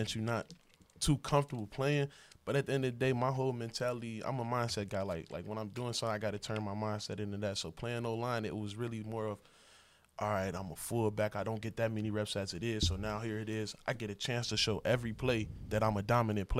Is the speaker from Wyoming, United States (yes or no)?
no; Chicago, Illinois, United States; moved away; Chicago, Illinois, Southside, born and raised